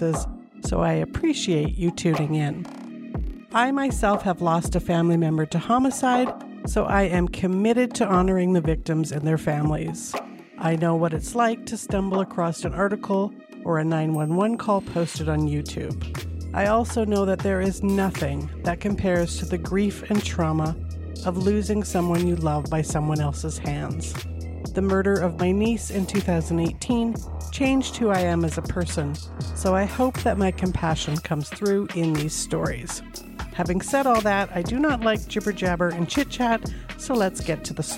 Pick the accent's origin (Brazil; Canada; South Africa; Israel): Canada; Calgary, Alberta; born or raised there